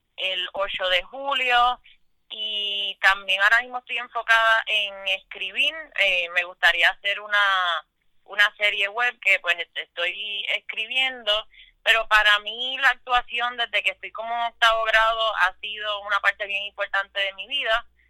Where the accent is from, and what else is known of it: Puerto Rico